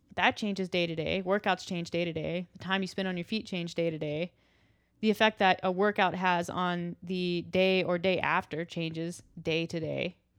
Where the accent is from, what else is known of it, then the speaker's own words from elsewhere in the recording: the South, United States; I'm from the South